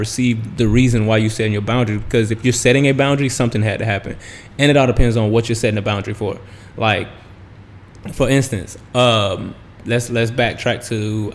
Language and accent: English; the South, United States; growing up in the South